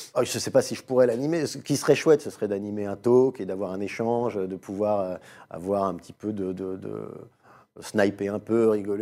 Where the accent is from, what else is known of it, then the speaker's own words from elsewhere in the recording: Paris, Île-de-France, France; quand on a grandi à Paris